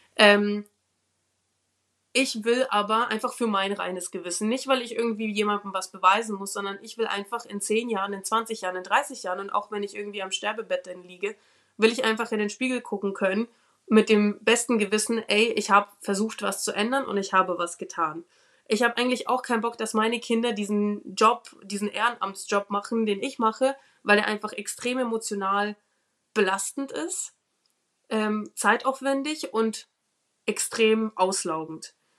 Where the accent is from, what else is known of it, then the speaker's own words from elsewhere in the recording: Ukraine; now in Nuremberg, Germany; ich bin in der Ukraine geboren